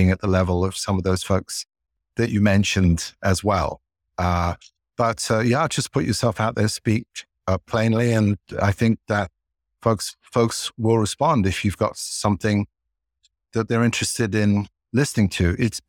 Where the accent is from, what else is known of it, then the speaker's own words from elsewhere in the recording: London, United Kingdom; You can tell I grew up in England, in London.